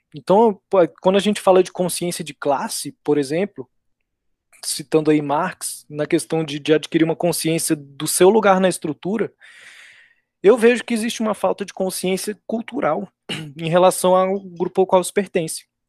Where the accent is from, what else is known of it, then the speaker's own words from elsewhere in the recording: Brazil; nós mesmos brasileiros